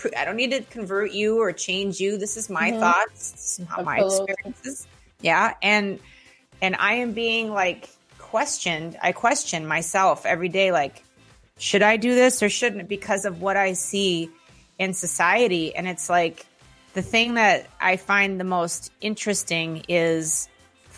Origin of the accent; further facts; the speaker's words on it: Minneapolis, Minnesota, United States; I'm from Minneapolis